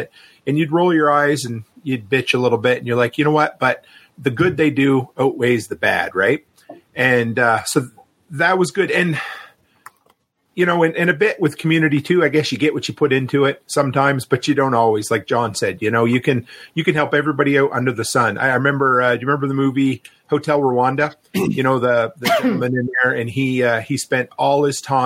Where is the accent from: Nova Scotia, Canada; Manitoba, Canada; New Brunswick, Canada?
Nova Scotia, Canada; moved away; also born or lived in the Prairies; where I grew up on the East Coast in Nova Scotia